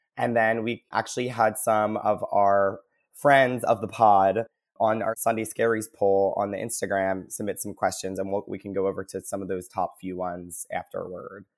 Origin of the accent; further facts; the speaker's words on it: New Jersey, United States; moved away as an adult; also born or lived in Philadelphia, Pennsylvania; now in Seattle, United States; I'm originally from Jersey, uh, went to college in Philly, and then after I graduated, I accepted a job over at Amazon and got to move